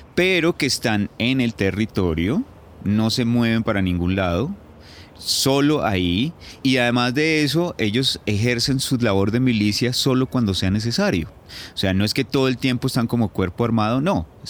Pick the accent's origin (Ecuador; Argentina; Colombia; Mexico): Colombia; Tabio, Cundinamarca; also born or lived in Putumayo / La Habana; now in Bogotá, Colombia; nací en Tabio, Cundinamarca, el 5 de noviembre de 1978